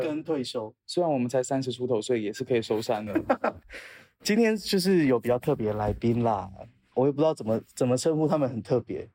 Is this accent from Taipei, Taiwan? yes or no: no; Tainan, Taiwan; also born or lived in United States; 我们两个是台南人